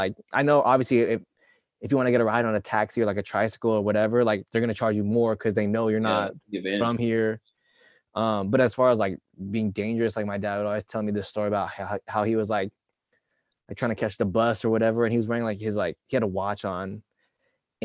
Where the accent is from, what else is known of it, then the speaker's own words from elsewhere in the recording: United States; I'm from America